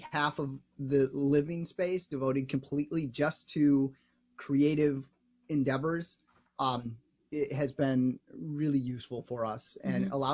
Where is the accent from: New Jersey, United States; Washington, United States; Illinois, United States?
Illinois, United States; Evanston; I grew up here in Chicago in Evanston